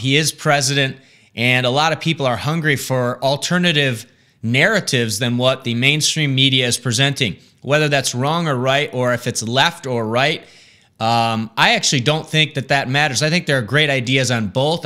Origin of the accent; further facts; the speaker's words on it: Michigan, United States; my home state of Michigan